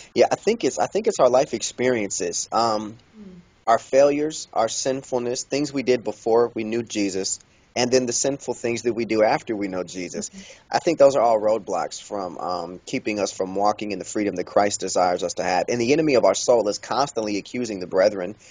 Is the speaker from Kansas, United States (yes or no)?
yes; Kansas City, Kansas, United States; I was born and raised in Kansas City, Kansas